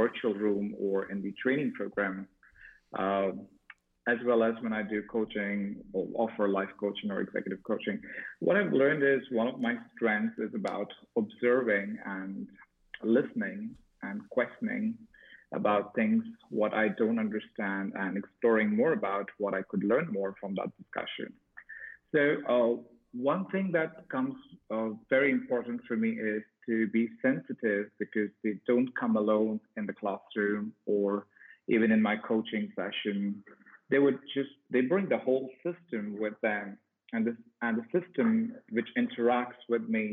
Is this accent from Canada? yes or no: no; India; I'm from India, and I'm right now in Pune